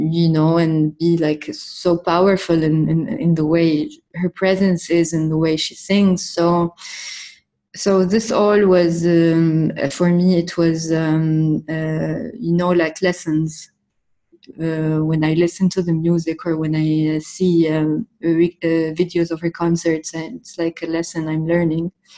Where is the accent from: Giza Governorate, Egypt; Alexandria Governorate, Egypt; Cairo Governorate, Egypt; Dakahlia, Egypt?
Cairo Governorate, Egypt; Cairo; moved away as an adult; now in Beirut, Lebanon; I was born in Cairo in uh, 1988, and uh, I lived in Cairo all my life. And then I moved to Beirut when I was 27